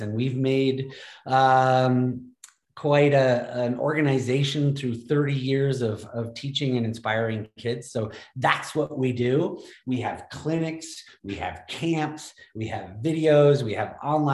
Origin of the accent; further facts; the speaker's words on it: Middlebury, Vermont, United States; Snow Bowl, which is a kind of tiny ski area in Vermont. And I was just part of the junior racing program. My mom was a ski instructor